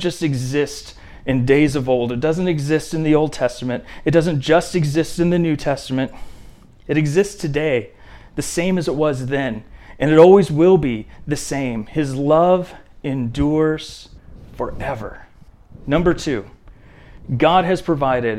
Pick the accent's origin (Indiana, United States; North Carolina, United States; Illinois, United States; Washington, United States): Indiana, United States; I remember growing up in Indiana.